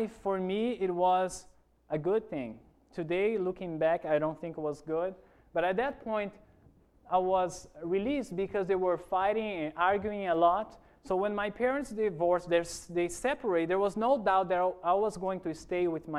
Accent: Porto Velho, Rondônia, Brazil; English is a second language; moved away as an adult; also born or lived in Toronto, Canada / Virginia, United States; now in Hawaii, United States; I grew up in one of those cities called Porto Velho

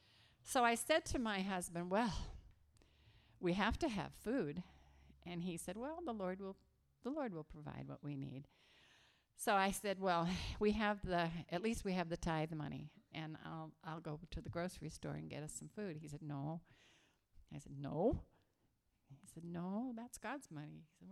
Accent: Scotland, United Kingdom; I am a Scottish girl. My parents were born in Glasgow.

